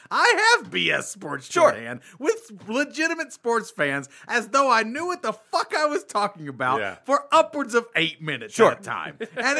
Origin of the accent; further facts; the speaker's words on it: Kentucky, United States; now in Las Vegas, United States; when I used to say I'm from Kentucky